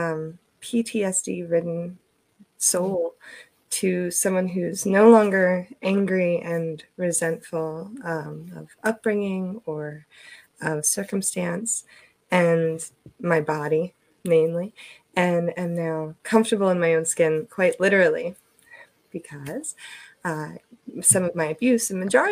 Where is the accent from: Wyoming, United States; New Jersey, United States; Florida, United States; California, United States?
New Jersey, United States; also born or lived in Eastern Shore of Maryland; now in Maryland, United States; I'm originally from New Jersey